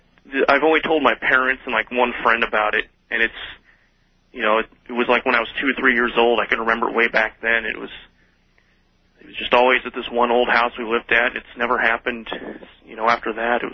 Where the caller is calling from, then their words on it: Iowa, United States; This is …. I'm calling you from Central Iowa.